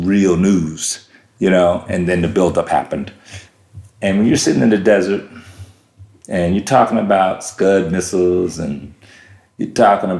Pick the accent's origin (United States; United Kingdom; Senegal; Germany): Germany; You know, we lived all around the world. Life was good. You know, I grew up in Germany for a good part.